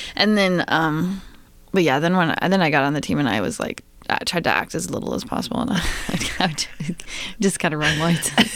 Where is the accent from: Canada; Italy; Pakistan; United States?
United States; Bayfield, Wisconsin; born or raised there; moved away; also born or lived in Madison, Wisconsin